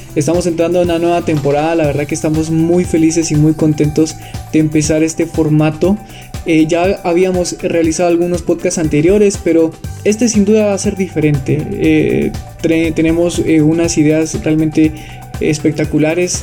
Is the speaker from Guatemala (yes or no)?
yes; Quetzaltenango, Guatemala; Soy de la ciudad de Quetzaltenango, Guatemala